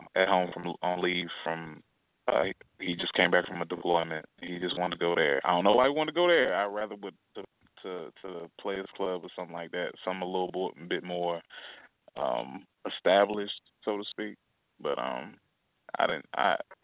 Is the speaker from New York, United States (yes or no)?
no; North Carolina, United States; I'm from North Carolina, too